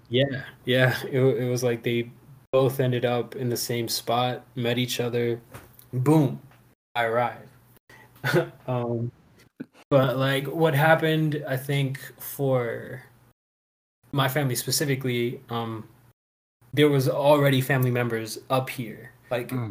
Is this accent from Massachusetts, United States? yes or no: no; Houston, Texas, United States; I was born in Houston